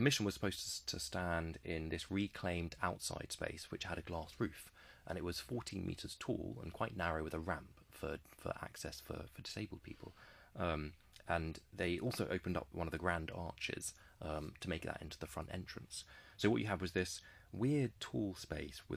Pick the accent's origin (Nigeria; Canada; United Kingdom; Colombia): United Kingdom; I am a British man